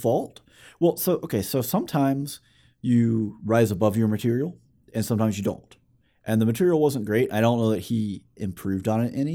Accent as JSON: {"language": "English", "region": "Alabama", "country": "United States", "said": "we're from Alabama"}